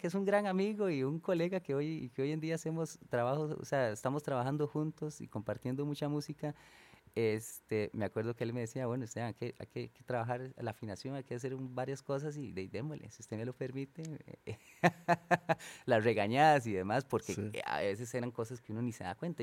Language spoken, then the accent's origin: Spanish; San Isidro, Costa Rica; moved away; por estos lados de, de, de, mi pueblo, San Isidro, San Rafa